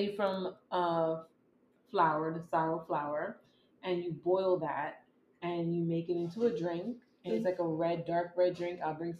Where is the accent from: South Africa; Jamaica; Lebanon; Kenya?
Jamaica; now in United States; my traditions of being Jamaican.